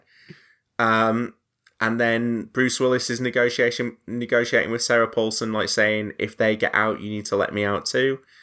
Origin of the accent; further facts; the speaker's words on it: the north of England, United Kingdom; I'm from the north